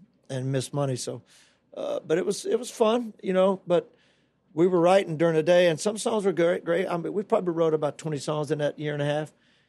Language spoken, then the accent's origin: English; North Carolina, United States; moved away; also born or lived in Orlando, Florida / Tampa Bay area; I was from North Carolina.